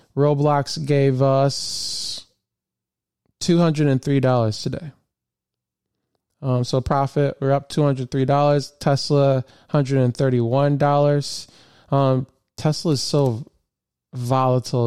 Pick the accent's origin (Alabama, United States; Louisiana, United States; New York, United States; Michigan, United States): Michigan, United States; Flint; I grew up in Michigan